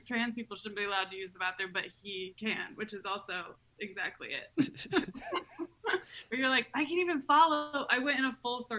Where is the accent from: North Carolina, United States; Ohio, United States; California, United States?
North Carolina, United States; moved away; I'm from North Carolina